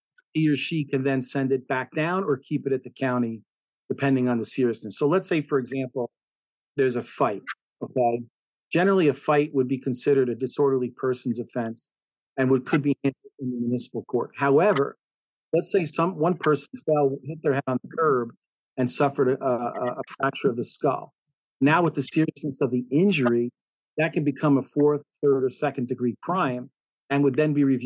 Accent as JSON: {"language": "English", "town": "Nutley", "region": "New Jersey", "country": "United States", "tie": "born or raised there", "also_born_or_lived": "Passaic, New Jersey / Union Beach, New Jersey", "said": "I've obviously spent most of my life in Nutley, living in Nutley, since I think I was 5 years old."}